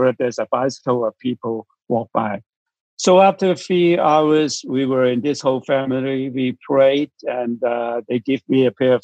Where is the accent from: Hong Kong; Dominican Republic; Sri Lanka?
Hong Kong; I'm from Hong Kong